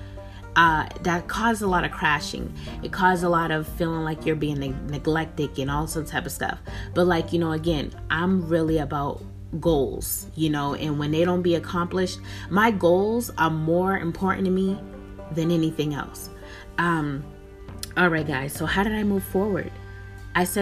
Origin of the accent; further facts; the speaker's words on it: Boston, Massachusetts, United States; moved away as an adult; now in West Coast, United States; I'm born and raised in Boston, Massachusetts